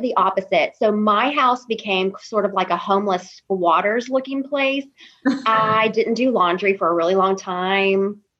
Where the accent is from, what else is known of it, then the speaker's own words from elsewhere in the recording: Memphis, Tennessee, United States; moved away as an adult; also born or lived in Alabama; now in Little Rock, United States; I grew up in Memphis.